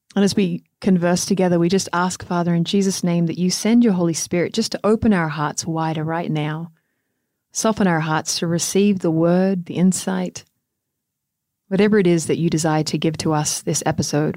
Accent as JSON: {"language": "English", "country": "Australia", "moved": "yes", "said": "even being an Australian"}